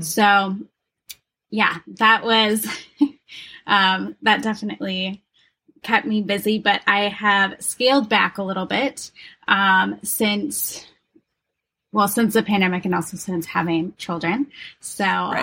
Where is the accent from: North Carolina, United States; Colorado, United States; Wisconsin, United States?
Wisconsin, United States; moved away as an adult; also born or lived in Rochester, New York / Pittsburgh / West Coast; I'm originally from Wisconsin. Um, grew up there